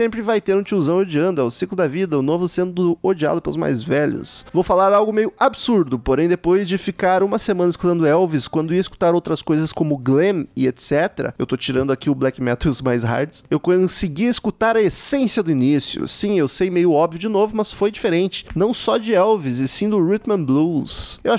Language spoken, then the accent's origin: Portuguese; Recife, Pernambuco, Brazil; tenho 36 anos, sou de Recife.